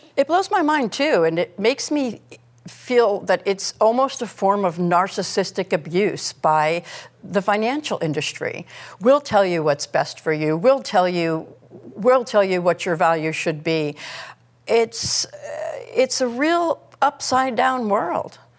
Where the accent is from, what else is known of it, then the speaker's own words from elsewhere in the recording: United States; as an American